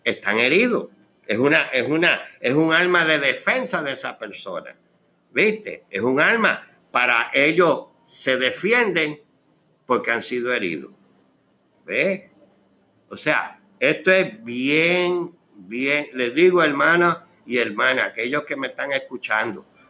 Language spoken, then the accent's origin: Spanish; Puerto Rico; moved away as an adult; yo tuve Ah, la oportunidad de casarme en Puerto Rico para aquella época, en el 1976. Y me ingresé en el ejército. Salí de Puerto Rico con una herida